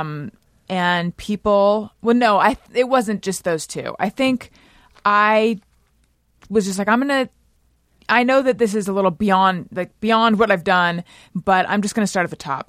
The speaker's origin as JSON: {"language": "English", "area": "Orange County", "region": "California", "country": "United States", "tie": "born or raised there", "also_born_or_lived": "Oakland / New York City", "moved": "as an adult", "lives_now": "Los Angeles, United States", "said": "I was from Orange County"}